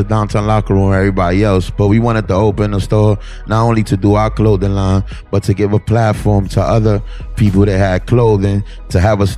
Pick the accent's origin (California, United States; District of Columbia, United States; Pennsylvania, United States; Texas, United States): District of Columbia, United States; Washington; Growing up in D.C.